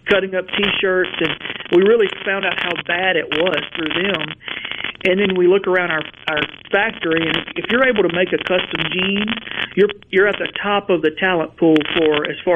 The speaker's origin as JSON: {"language": "English", "town": "Verona", "region": "Mississippi", "country": "United States", "tie": "born or raised there", "said": "I grew up in Verona, just outside of Tupelo, and my factory is about 12 miles from the house I grew up in."}